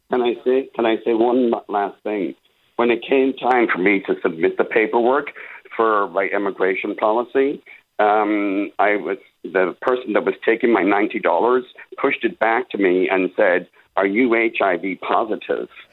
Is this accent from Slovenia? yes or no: no; Ireland; now in San Diego, United States; I'm an immigrant from Ireland